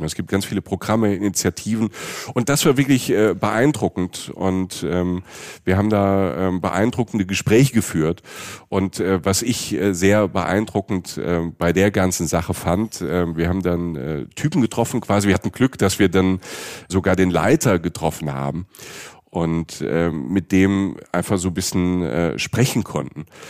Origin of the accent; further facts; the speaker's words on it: Germany; wir als Deutsche